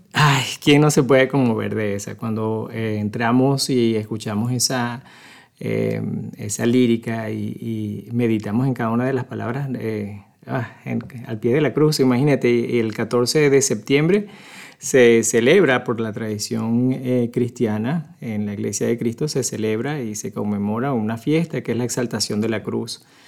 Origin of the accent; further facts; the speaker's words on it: Venezuela; moved away as an adult; now in Omaha, United States; nací hace mucho tiempo en Venezuela. Soy este, venezolano, ya tengo 24 años aquí en Omaha